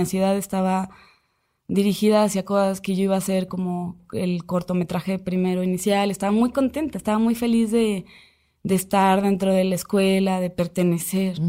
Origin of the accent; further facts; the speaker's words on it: Aguascalientes, Mexico; moved away; yo soy de Aguascalientes